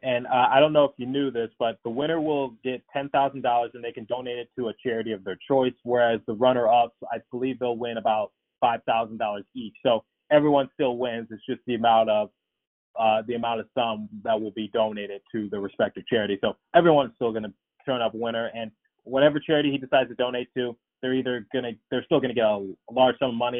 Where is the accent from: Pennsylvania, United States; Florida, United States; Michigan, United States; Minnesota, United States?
Pennsylvania, United States; Philadelphia; my hometown team, the uh, the Flyers